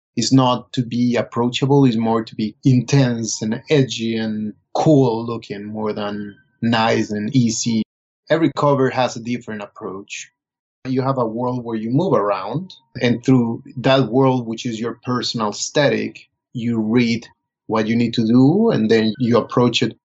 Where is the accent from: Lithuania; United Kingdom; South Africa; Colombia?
Colombia; moved away as an adult; also born or lived in Bogota; now in New York, United States; I was born and raised in Colombia. I went to school for cinema in Bogota.